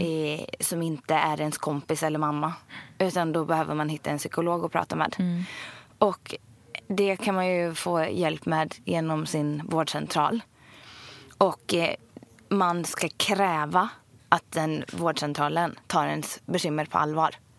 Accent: Ulricehamn, Västra Götaland, Sweden; jag är uppvuxen i, i Ulricehamn

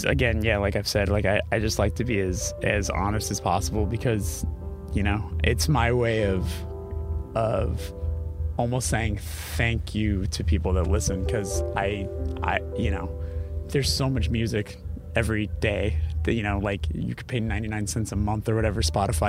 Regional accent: Los Angeles, California, United States; we're from Los Angeles

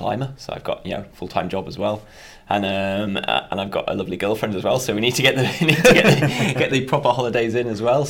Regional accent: Darley, Yorkshire and the Humber, United Kingdom; So I'm from Yorkshire, which is in North England, just a really small village called Darley. Nearest town's a place called Harrogate

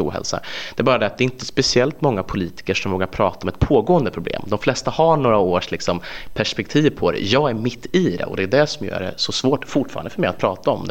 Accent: Filipstad, Värmland, Sweden; OLV produceras i min hembygd

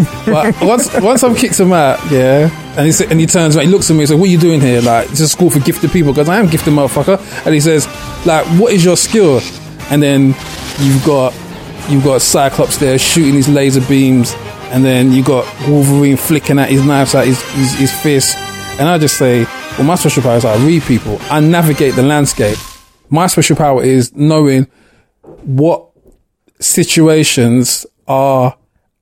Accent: London, United Kingdom; born or raised there

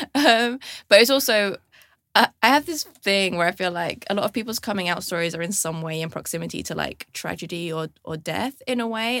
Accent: London, United Kingdom; I grew up in London

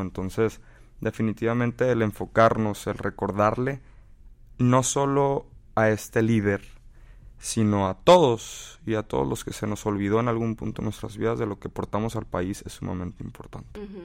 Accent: United States; tuve la bendición de haber nacido en este país

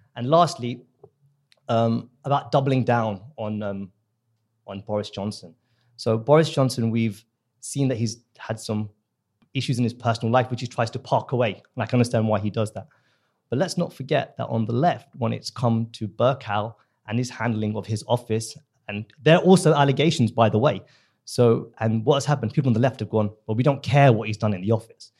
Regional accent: India; now in United Kingdom; I'm from the subcontinent, I'm from India

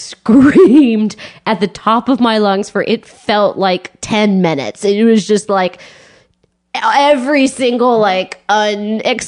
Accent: Texas, United States; now in New York, United States; I'm from Texas

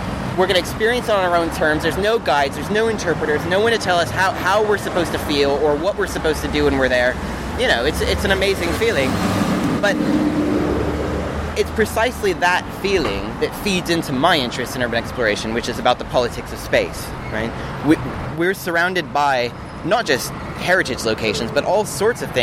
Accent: Los Angeles, California, United States; moved away as an adult; also born or lived in Australia / Hawaii; now in London, United Kingdom; I'm originally from Los Angeles. I left about 8 years ago, I think.

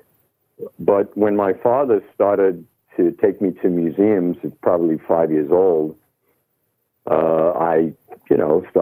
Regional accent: New York City, New York, United States; moved away as an adult; also born or lived in Brooklyn, New York / London / Los Angeles; I'm born and raised in Manhattan. Brooklyn for a very short time, Brooklyn, New York.

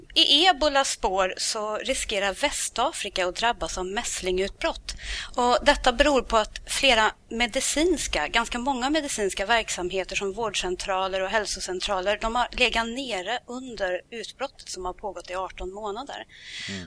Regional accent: Karlstad, Värmland, Sweden; Jag är ju från Karlstad

